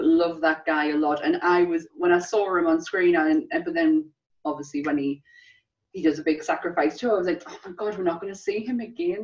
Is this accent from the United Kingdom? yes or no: yes; England, United Kingdom; as English people